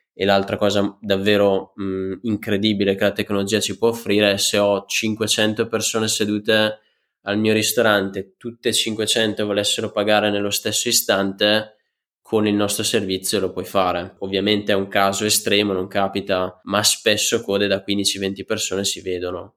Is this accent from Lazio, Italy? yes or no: no; Franciacorta, Brescia, Lombardy, Italy; accent: Brescian; le mie origini purtroppo non riesco a mascherarle dal mio accento bresciano. Da sempre praticamente vivo in, eh, in Francia Corta